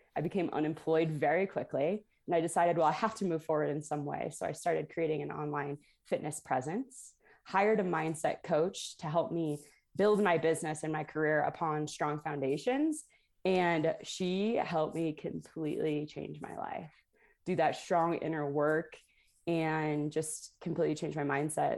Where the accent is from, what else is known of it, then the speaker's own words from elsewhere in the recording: Toledo, Ohio, United States; I grew up in Toledo, Ohio